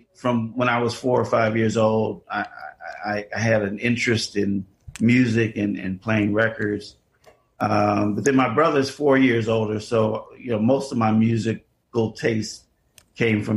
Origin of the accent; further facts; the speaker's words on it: Chicago, Illinois, United States; I am born and raised in Chicago, in the city, south side of Chicago